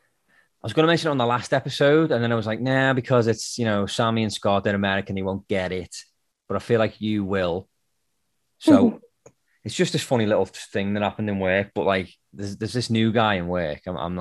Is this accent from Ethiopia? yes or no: no; United Kingdom; now in United States; I'm British.